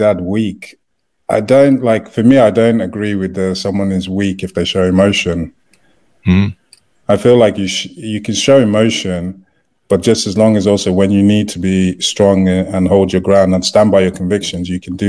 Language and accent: English; United Kingdom; moved away; So when I came over, and also I was having to wait to get my work permit and everything because I'm a British citizen, my wife was the only person that could work.